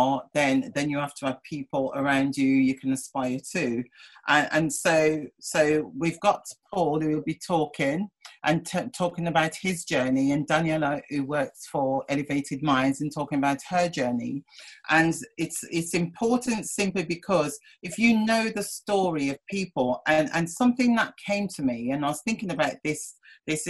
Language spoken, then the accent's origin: English; Oldbury, Black Country, West Midlands, United Kingdom; moved away as an adult; also born or lived in Birmingham; now in London, United Kingdom; I was brought up in Albury in the Black Country.